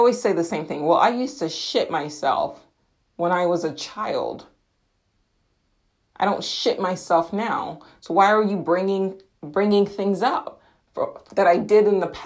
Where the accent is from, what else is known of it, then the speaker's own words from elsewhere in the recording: United States; I am an American in England, so my accent probably had something to do with it